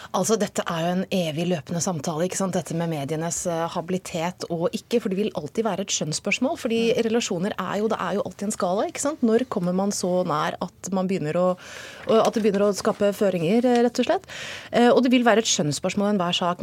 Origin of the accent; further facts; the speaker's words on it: Hokksund, Buskerud, Norway; jeg er jo også fra Hokksund, så Nina jeg er fra samme sted